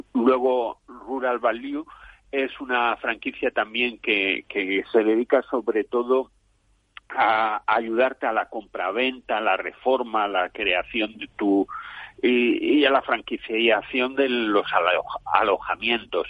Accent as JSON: {"language": "Spanish", "country": "Spain"}